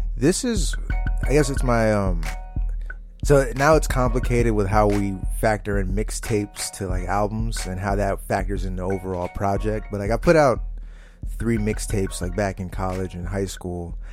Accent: New Jersey, United States; moved away as an adult; also born or lived in Boston / Hyattsville, Maryland; now in New York, United States; I was born and raised in Jersey

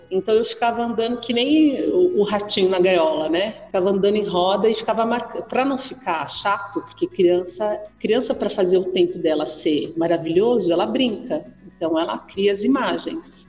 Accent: São Paulo, Brazil; nasci na periferia, nasci na Vila

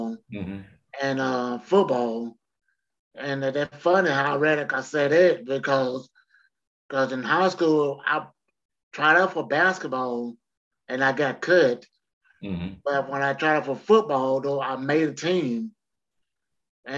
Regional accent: Alabama, United States; now in Anniston, United States; I'm from Alabama

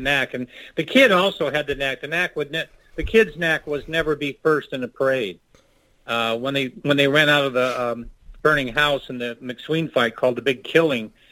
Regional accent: Kingman, Arizona, United States; moved away as an adult; I'm a Kingman kid from Arizona.

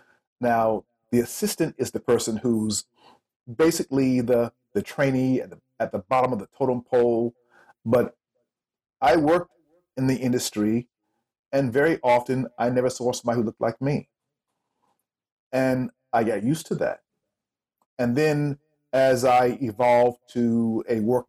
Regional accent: South Carolina, United States; moved away as an adult; also born or lived in New York; now in Tokyo, Japan; I was born in New York, raised in South Carolina, moved down south when I was 7 years old

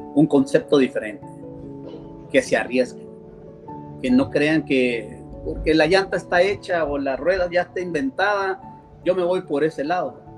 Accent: El Salvador

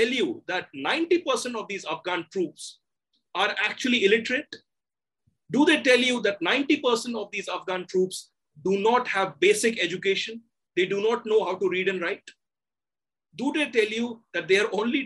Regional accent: India; I'm an Indian

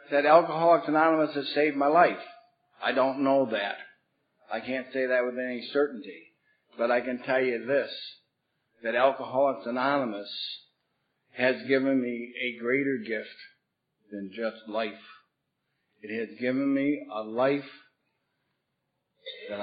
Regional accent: Bath, New York, United States; I come from Bath, New York. It's a small rural town in upstate New York

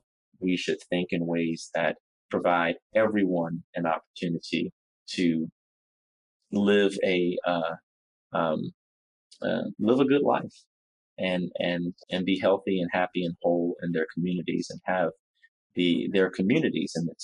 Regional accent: Baton Rouge, Louisiana, United States; also born or lived in Washington, D.C.; to Louisiana, to my hometown of Baton Rouge

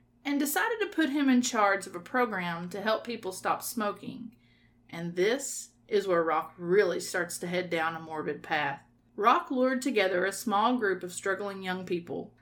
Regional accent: Southern Kentucky, United States; I'm very much Southern Kentucky

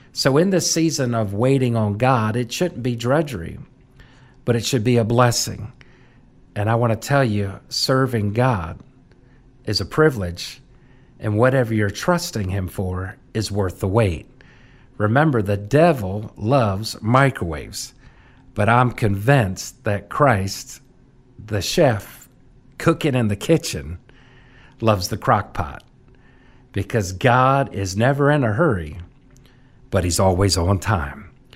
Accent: Washington, District of Columbia, United States; I literally almost was born into the hallways of that capital. My mom worked for the U S Capitol Historical Society, and, uh, my dad was with the U S Capitol Police

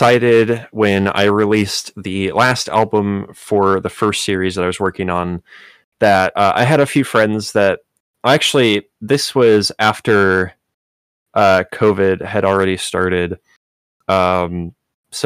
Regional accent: Chicago, Illinois, United States; also born or lived in Miami; I'm from Chicago

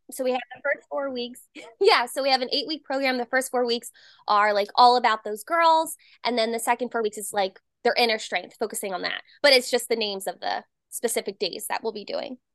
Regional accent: New Jersey, United States; moved away; I'm originally from Jersey

